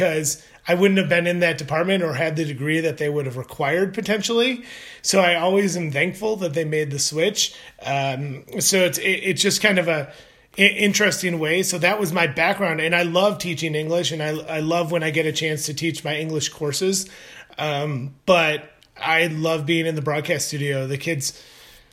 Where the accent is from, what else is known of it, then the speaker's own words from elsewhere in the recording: Detroit, Michigan, United States; also born or lived in Arkansas; went to back to my hometown of Detroit area